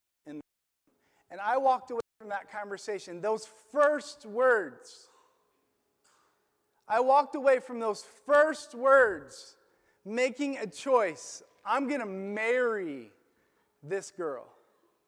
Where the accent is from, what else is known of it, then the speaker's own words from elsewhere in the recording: Illinois, United States; moved away; also born or lived in Florida; I grew up in my hometown in Illinois